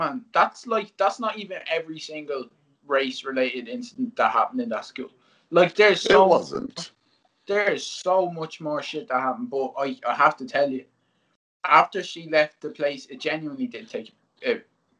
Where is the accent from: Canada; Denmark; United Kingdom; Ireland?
Ireland